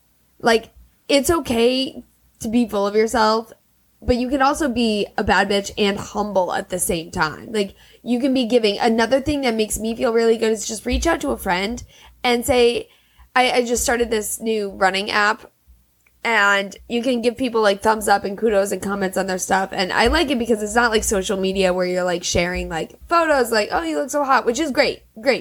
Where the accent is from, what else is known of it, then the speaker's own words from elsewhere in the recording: Germany; born there; then I was born in Germany, this whole thing.